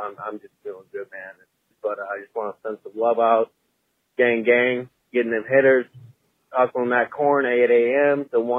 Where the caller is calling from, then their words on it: Westbrook, Minnesota, United States; Hey, Theo … I'm calling you from Westbrook, Minnesota.